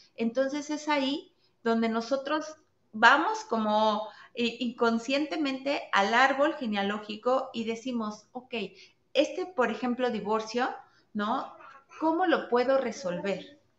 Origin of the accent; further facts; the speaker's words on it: Mexico; yo, soy mexicana